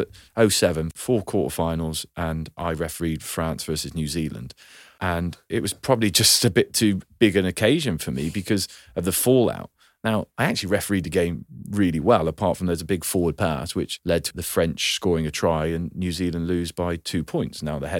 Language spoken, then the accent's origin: English; South West England, United Kingdom; So I'm from Gloucestershire, and Cheltenham was like one of the big clubs.